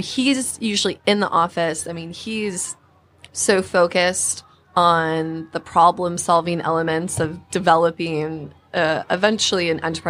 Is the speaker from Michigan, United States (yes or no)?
yes; Petoskey, Michigan, United States; I'm actually from a small town. It's called Petoskey, Michigan.